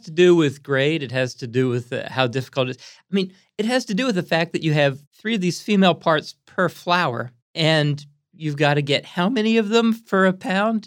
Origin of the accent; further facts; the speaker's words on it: Pottstown, Pennsylvania, United States; also born or lived in Lancaster, Pennsylvania; I was brought up in Pottstown, which is just a little bit west of Philadelphia.